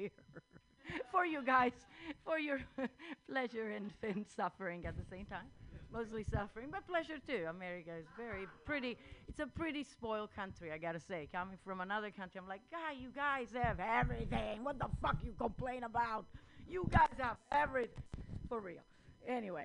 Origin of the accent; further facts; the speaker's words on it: Italy; English is a second language; moved away; also born or lived in India; I'm from Italy